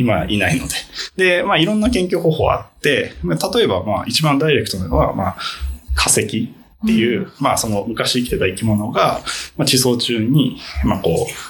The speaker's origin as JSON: {"language": "Japanese", "region": "Fukuoka", "country": "Japan", "tie": "born or raised there", "also_born_or_lived": "Shizuoka", "moved": "as an adult", "said": "僕は、えっ、と、福岡で生まれて、高校まで福岡にいました。"}